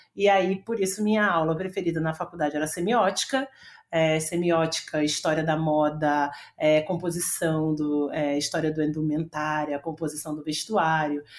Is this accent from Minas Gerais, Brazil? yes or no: no; Rio de Janeiro, Brazil; eu sou uma, é, uma menina do Rio, sou carioca, e estudei durante muito tempo no Rio